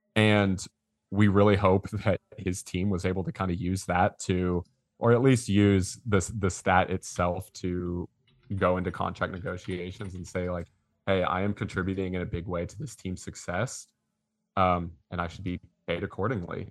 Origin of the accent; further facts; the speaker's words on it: Georgetown, Texas, United States; also born or lived in Austin, Texas; We, we grew up in Georgetown, so not that far up the road